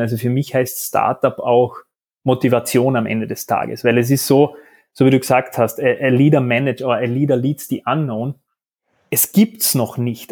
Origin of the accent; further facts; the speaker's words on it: Carinthia, Austria; now in Vienna, Austria; dann aber auch quasi beide von Kärnten, du zuerst nach Wien, dann Salzburg, ich bin jetzt mittlerweile auch in Wien.